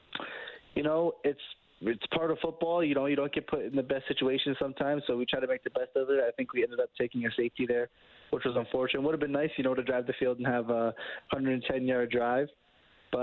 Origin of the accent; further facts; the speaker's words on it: Canada; being a Canadian quarterback